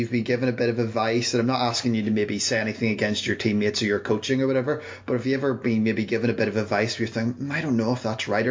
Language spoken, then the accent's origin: English; Northern Ireland, United Kingdom; now in Canada; I'm originally from Northern Ireland, living out in Canada now